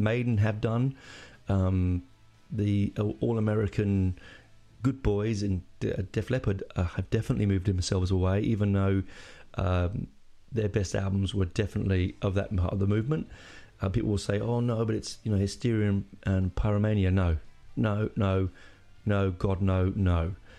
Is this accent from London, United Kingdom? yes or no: yes; London, United Kingdom; I'm 11. Oh, no, and I'm from London.